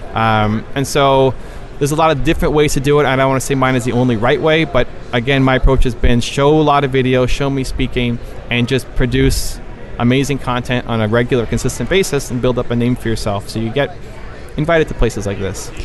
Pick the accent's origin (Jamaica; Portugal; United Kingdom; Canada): Canada; Toronto, Ontario; I am from Toronto, Canada